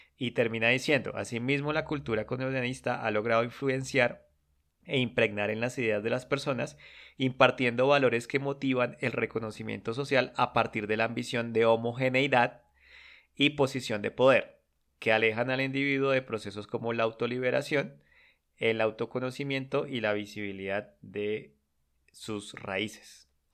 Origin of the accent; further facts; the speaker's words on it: Colombia; yo como colombiano